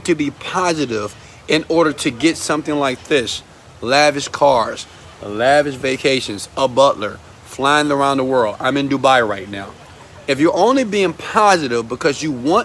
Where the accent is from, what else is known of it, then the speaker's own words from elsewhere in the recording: Houston, Texas, United States; I'm from Houston, Texas, I grew up in the partial average community